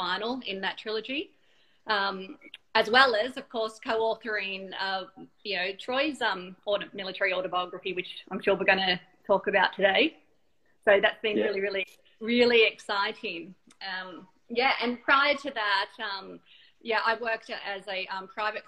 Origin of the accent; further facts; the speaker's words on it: Australia; also born or lived in Northeast Victoria / Southern Tablelands, New South Wales; I'm not Austrian or German. I'm Australian